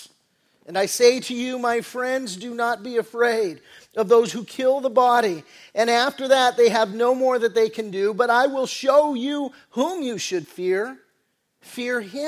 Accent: Redondo Beach, California, United States; also born or lived in Torrance; We lived in the South Bay. We grew up in Redondo Beach and Torrance area

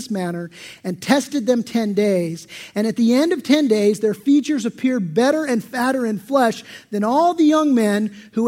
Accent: San Diego, California, United States; I grew up in San Diego

